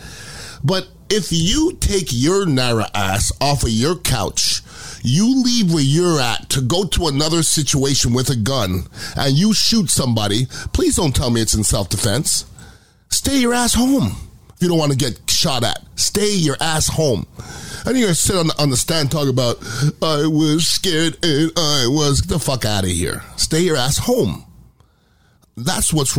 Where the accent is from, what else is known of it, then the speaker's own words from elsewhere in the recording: United States; I'm American